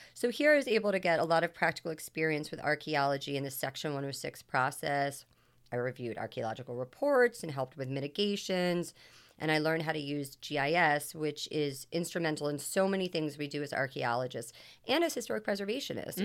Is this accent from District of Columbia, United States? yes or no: yes; Washington, District of Columbia, United States; moved away as an adult; also born or lived in Long Island; I'm originally from Washington, D C